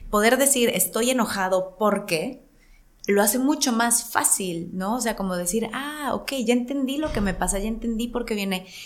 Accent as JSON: {"language": "Spanish", "country": "Mexico", "tie": "born or raised there", "said": "como actriz o como mujer o como mexicana en la cultura que crecí, como más a la antigüita"}